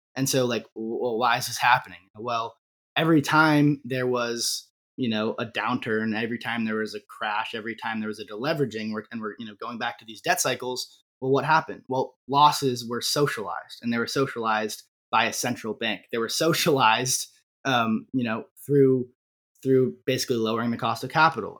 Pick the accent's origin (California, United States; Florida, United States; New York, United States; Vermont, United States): Vermont, United States; growing up in Vermont